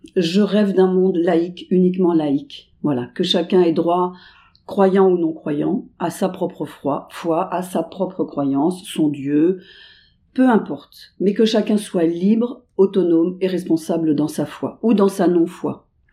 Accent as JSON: {"language": "French", "area": "Paris suburbs", "region": "Île-de-France", "country": "France", "said": "je viens de la banlieue parisienne"}